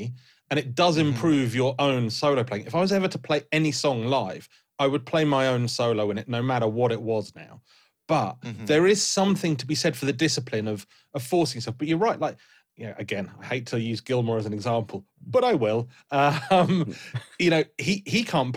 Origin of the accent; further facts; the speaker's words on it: United Kingdom; I'm British